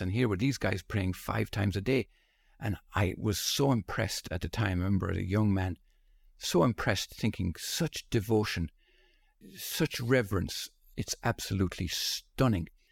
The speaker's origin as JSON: {"language": "English", "country": "Ireland", "tie": "born or raised there", "said": "being born and raised in Holy Catholic Ireland"}